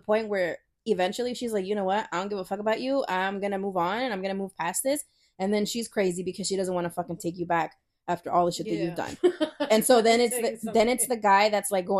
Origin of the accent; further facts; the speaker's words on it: El Salvador; now in Los Angeles, United States; I'm from El Salvador.